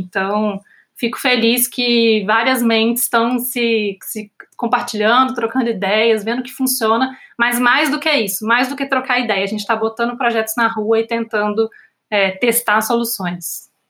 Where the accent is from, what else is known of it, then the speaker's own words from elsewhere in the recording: Minas Gerais, Brazil; eu como mineira, fora do Rio-São Paulo